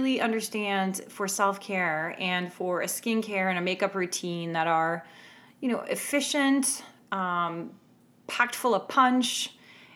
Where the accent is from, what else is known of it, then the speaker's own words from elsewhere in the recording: Canada; I'm Canadian